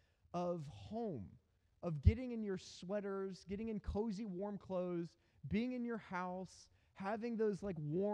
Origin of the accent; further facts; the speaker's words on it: United States; also born or lived in South Africa; as an American